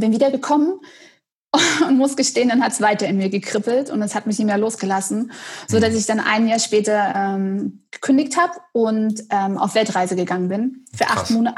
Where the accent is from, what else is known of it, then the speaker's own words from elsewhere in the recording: Dresden, Saxony, Germany; now in Detmold, Germany; ich bin geboren in Dresden